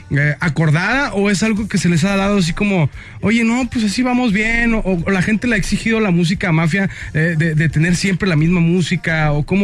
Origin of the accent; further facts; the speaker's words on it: Sonora, Mexico; yo, yo de la mafia, yo soy de Sonora.